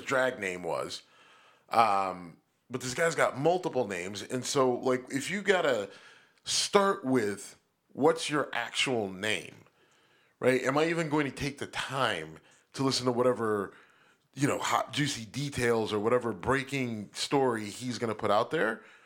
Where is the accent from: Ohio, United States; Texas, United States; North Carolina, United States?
Ohio, United States; Youngstown; Trafficant from my hometown